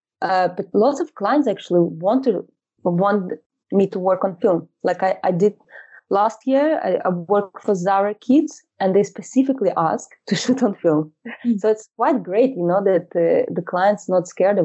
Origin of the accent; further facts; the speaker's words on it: Moscow, Russia; moved away as an adult; now in London, United Kingdom; I live in London for about 12 years now. And originally, I'm from Russia, from Moscow.